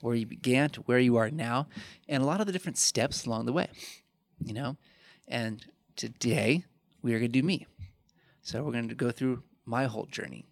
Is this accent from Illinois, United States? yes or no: yes; Chicago, Illinois, United States; moved away as an adult; also born or lived in Fort Wayne, Indiana / Aurora, Illinois; my hometown where I grew up, in Chicago